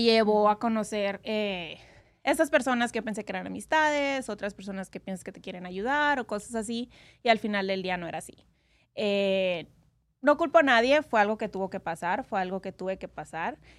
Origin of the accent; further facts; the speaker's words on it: Hermosillo, Sonora, Mexico; now in Las Vegas, United States; Yo soy de Sonora, México. Hermosillo.